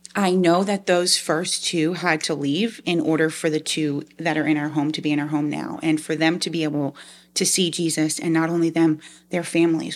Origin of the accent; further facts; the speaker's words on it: Long Island, New York, United States; moved away as an adult; also born or lived in Liberty University, Virginia; now in South Georgia, United States; I'm actually originally from Long Island, New York. Um, so being here in South Georgia is very, um, different from how I was raised